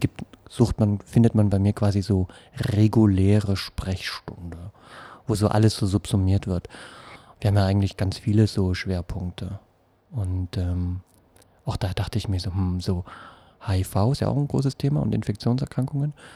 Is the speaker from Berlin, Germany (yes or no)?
yes; Berlin, Germany; also born or lived in Friedrichshain, Berlin; ich komme aus Pankow, ähm, jetzt aus Friedrichshain